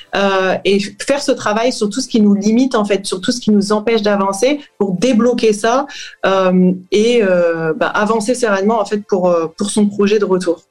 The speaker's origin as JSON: {"language": "French", "country": "France", "also_born_or_lived": "United States / Australia / Saint-Quentin, France", "moved": "as an adult", "said": "je suis française et je suis partie vivre aux États-Unis et à la suite en Australie"}